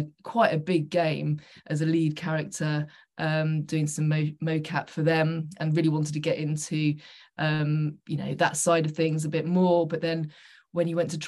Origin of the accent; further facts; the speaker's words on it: Suffolk, East of England, United Kingdom; moved away as an adult; also born or lived in London; I'm originally from Suffolk